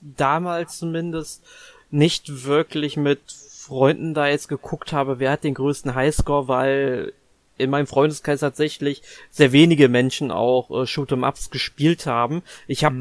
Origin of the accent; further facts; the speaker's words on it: Germany; als Deutscher oder uns als Deutsche